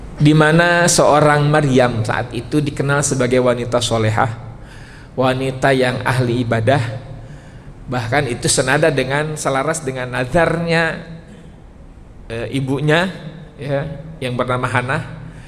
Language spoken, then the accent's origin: Indonesian; West Java, Indonesia; Karena saya orang Sunda